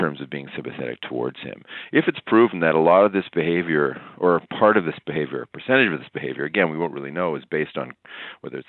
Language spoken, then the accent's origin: English; Toronto, Ontario, Canada; growing up in Etobicoke